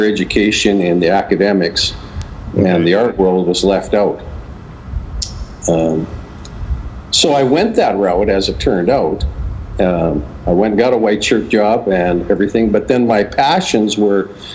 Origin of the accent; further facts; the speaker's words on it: Regina, Saskatchewan, Canada; my hometown, which was Regina, Saskatchewan